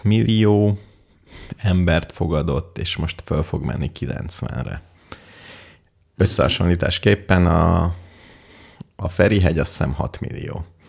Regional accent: Hungary; magyar vagyok, hungari, ungar

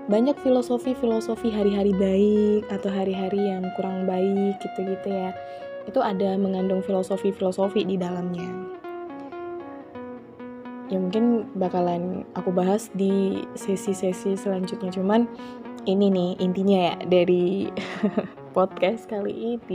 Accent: Java, Indonesia; karena aku orang Jawa nih bukan membanggakan ya ini ya, karena aku orang Jawa juga aku tahu gitu ya sedikit banyaknya itu sinden, gamelan

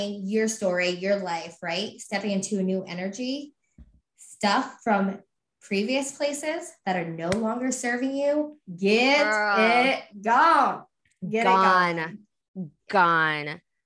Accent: Vermont, United States; moved away; also born or lived in New England; We're from Vermont. So we're all about those mountains

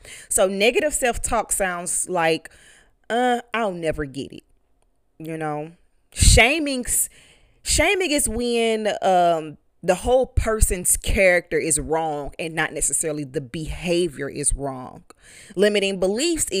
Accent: East St. Louis, Illinois, United States; I'm from East St. Louis

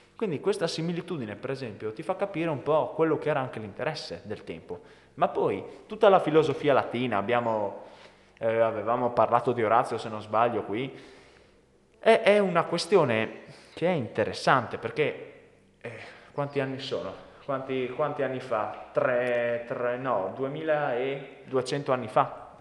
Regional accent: Italy; Noi siamo nati in Italia

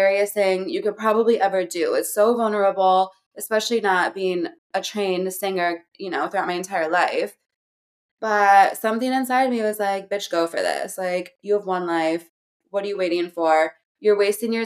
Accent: Hell, Michigan, United States; moved away as an adult; also born or lived in New York City; now in Los Angeles, United States; I'm from Hell, Michigan

